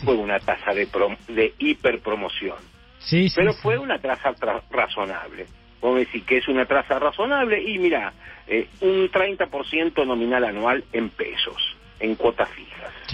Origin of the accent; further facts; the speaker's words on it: Argentina; así como los argentinos dramatizamos todo